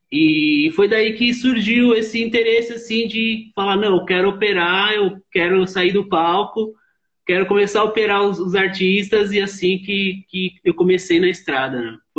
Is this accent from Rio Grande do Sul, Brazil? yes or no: no; Osasco, São Paulo, Brazil; Sim, eu sou de Osasco, né? Osasco, São Paulo, né?